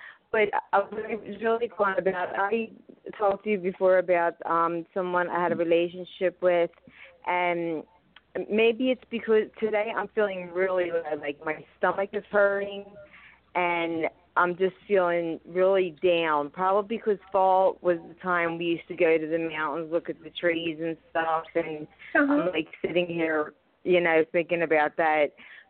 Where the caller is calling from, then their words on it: Philadelphia, Pennsylvania, United States; I'm from Philadelphia, Pennsylvania.